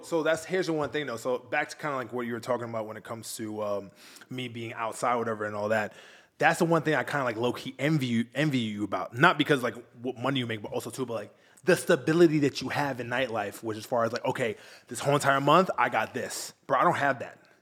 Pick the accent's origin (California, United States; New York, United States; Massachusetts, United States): New York, United States; Long Island; moved away as an adult; now in Miami, United States; I'm from New York originally.